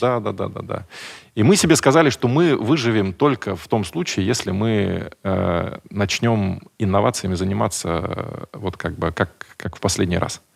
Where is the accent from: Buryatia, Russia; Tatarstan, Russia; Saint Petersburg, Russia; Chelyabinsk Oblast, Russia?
Buryatia, Russia; Я вообще из Бурятии, я, чтобы вы понимали, какая моя культура